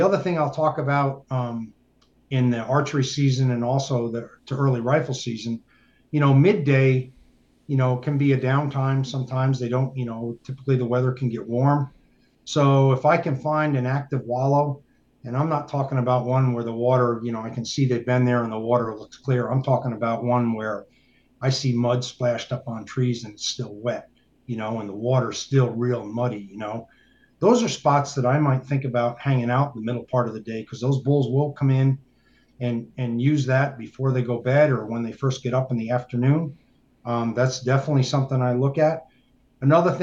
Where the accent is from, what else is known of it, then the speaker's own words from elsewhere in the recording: New York, United States; moved away; also born or lived in Colorado; me growing up in New York State